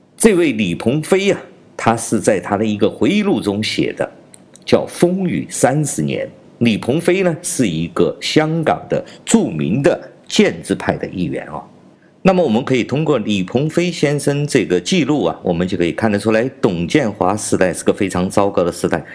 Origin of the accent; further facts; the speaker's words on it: China; 我是来自中国大陆的